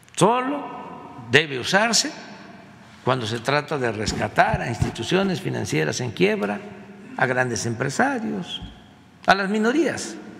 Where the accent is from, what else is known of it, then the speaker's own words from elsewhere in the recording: Mexico; nuestra identidad como mexicanos